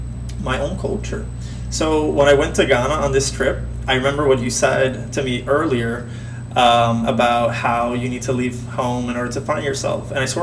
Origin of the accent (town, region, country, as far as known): Puerto Rico; born or raised there; English is a second language